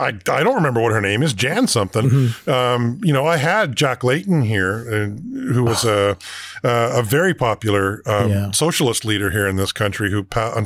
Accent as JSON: {"language": "English", "region": "Alberta", "country": "Canada", "tie": "born or raised there", "said": "I remember growing up in Alberta, and the election was over before our polls even opened sometimes."}